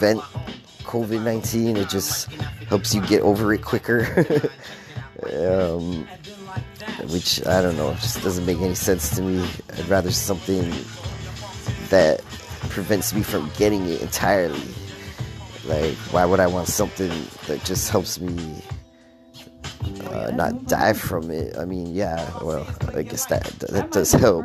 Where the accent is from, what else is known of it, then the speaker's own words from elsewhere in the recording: Toronto, Ontario, Canada; being born and raised in Toronto